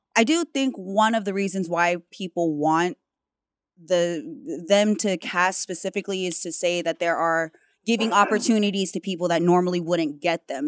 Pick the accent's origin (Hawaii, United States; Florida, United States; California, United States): Hawaii, United States; being Hawaiian, but also being mixed, you know, multiple backgrounds